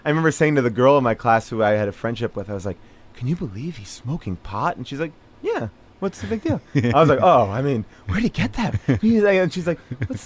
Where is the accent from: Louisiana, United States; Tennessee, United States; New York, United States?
New York, United States; Long Island; I grew up in Long Island